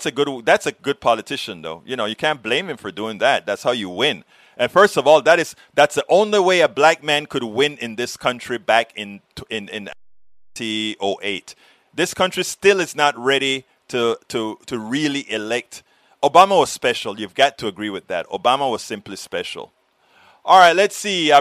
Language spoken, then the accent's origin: English; Panama; now in Austin, United States; I was born in Panama.